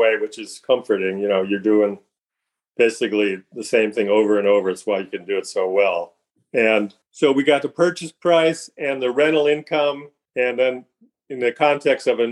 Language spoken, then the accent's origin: English; Buffalo, New York, United States; moved away; also born or lived in Cleveland, Ohio; I'm from Buffalo